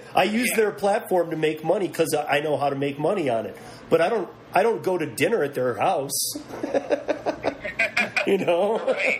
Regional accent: Michigan, United States; moved away; originally from Michigan, a lot of family from Detroit

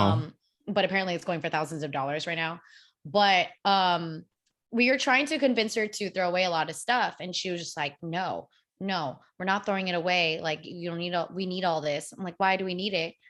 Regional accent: United States; I grew up in America

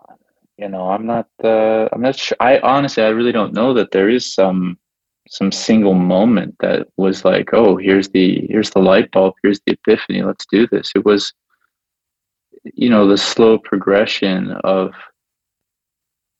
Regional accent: Pittsburgh, Pennsylvania, United States; moved away as an adult; also born or lived in Dayton, Ohio; now in Japan; I was born in Dayton, Ohio, but I moved when I was 3. So it's like, I'm basically, yeah, Pittsburgh

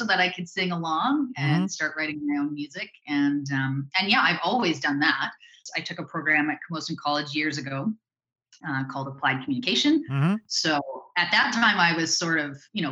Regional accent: Drayton Valley, Alberta, Canada; now in Victoria, Canada; I grew up in Drayton Valley, Alberta.

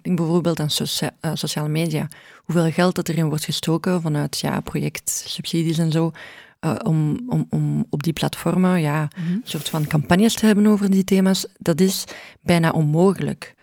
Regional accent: Brussels, Brussels-Capital Region, Belgium; ik ben Brusselse

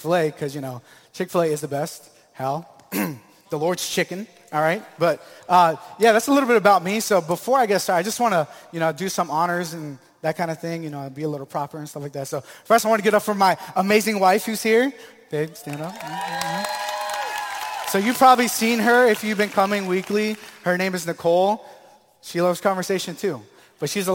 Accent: Tampa, Florida, United States; also born or lived in Maryland; I was born in Maryland, but raised here in Tampa, Florida.

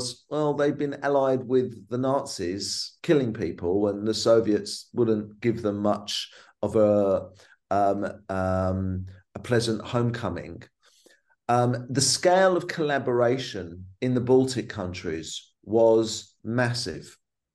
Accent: London, United Kingdom; a teenager growing up in London

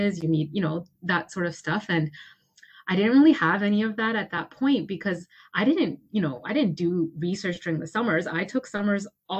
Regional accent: Toronto, Ontario, Canada; I'm from Toronto

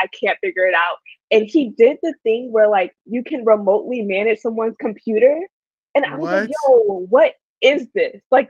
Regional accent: Harrisburg, Pennsylvania, United States; I am from Harrisburg, Pennsylvania, which nobody knows about, so it's absolutely okay. It's like the smallest city ever

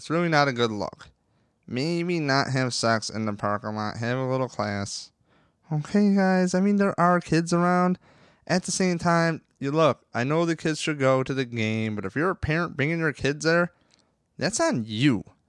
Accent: Rochester, New York, United States; I'm from Rochester

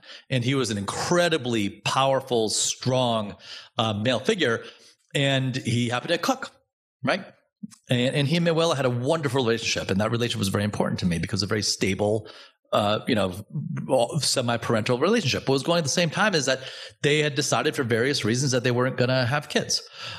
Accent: Providence, Rhode Island, United States; And Al Forno was in Providence, and I grew up in Providence.

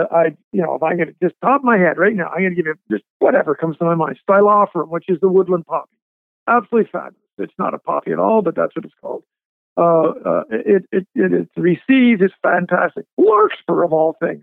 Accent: Montreal, Quebec, Canada; now in Athens, Georgia, United States; my home, my original home was Montreal. Okay. So I'm a Canadian

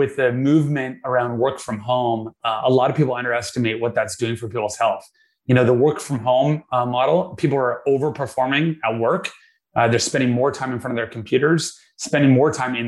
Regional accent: Vancouver, British Columbia, Canada; I was born and raised in Vancouver, Canada

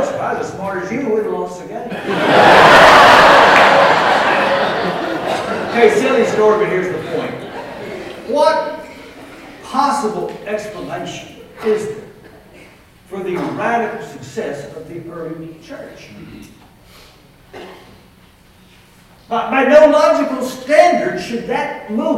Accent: Texas, United States; I am from Texas.

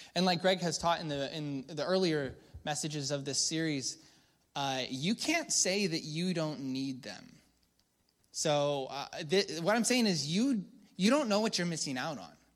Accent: United States; I'm a Christian first before I'm, I'm an American

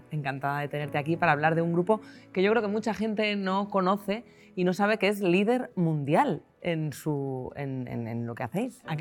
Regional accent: Macael, Andalusia, Spain; Nosotros somos de, de Macael, de Almería, de un pueblo

